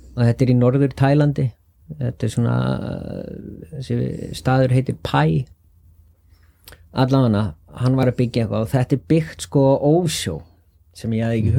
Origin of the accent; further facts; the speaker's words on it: Álftanes, Capital Region, Iceland; Ég er uppalinn á Altanesi